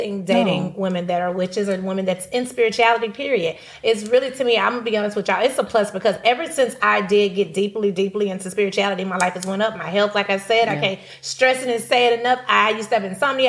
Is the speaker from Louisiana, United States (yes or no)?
yes; Louisiana, United States; I'm from Louisiana